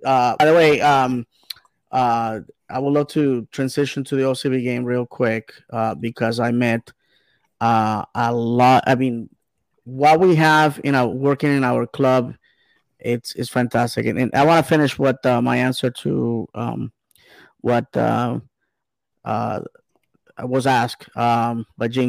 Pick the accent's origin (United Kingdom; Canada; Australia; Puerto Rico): Puerto Rico; Bayamón; my hometown of Bayamon, Puerto Rico